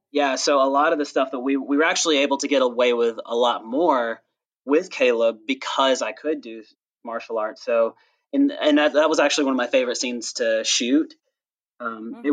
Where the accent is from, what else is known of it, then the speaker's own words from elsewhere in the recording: the South, United States; I'm actually from the South